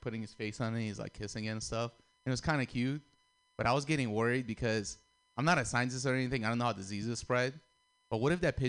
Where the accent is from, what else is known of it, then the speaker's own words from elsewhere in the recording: Russia; moved away; I'm Armenian, but I grew up in Russia